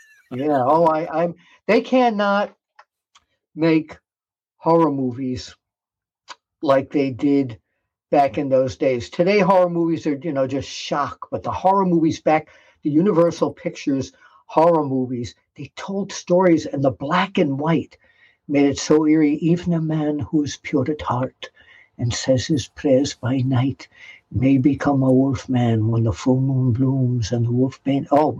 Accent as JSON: {"language": "English", "town": "New York City", "region": "New York", "country": "United States", "tie": "born or raised there", "said": "the apartment building I grew up in Queens, New York."}